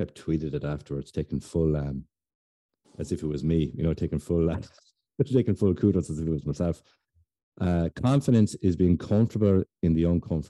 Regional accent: Ireland; maybe it's because we're Irish

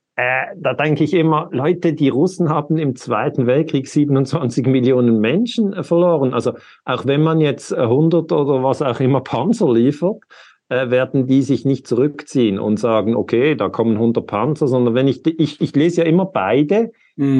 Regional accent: Lugano, Ticino, Switzerland; ich bin in Lugano geboren. Das heißt, ich, ich gehöre eigentlich einer Sprachminderheit an.

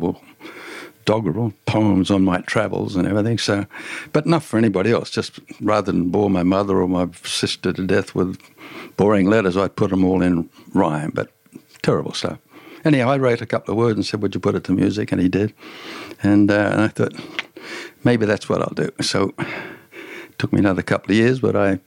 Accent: Tamworth, New South Wales, Australia; moved away as an adult; also born or lived in Africa; I grew up in Tamworth, but it's Tamworth 20 times bigger now

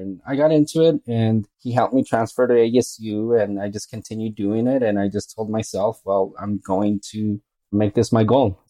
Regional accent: Phoenix, Arizona, United States; moved away as an adult; also born or lived in Mexico; now in El Paso, United States; I grew up in Phoenix. That's where home base is for me. But I was actually born in Mexico, and my family moved to Phoenix when I was one

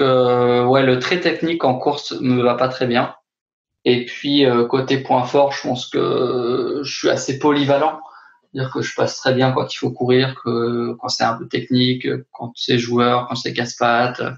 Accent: Haute-Savoie, Auvergne-Rhône-Alpes, France; now in Besançon, France; je suis originaire de Haute-Savoie

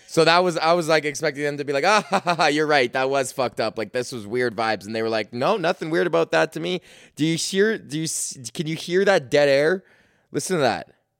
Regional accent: Canada; as a Canadian

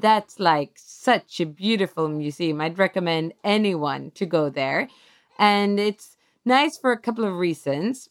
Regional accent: Stockholm, Stockholm County, Sweden; we're actually from Stockholm

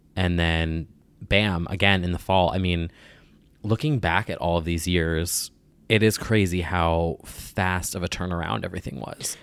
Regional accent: New Jersey, United States; I'm from Jersey

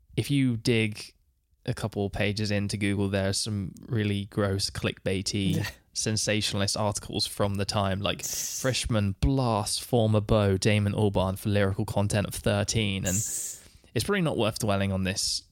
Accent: United Kingdom

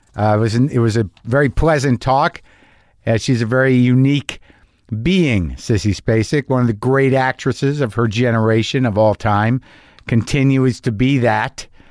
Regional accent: Albuquerque, New Mexico, United States; I grew up in New Mexico, like in Albuquerque

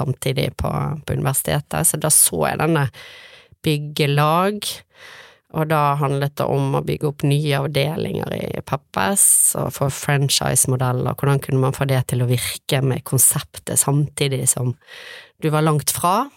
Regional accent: Bergen, Vestland, Norway; Jeg vokste opp på Tertnes eh, i Åsane

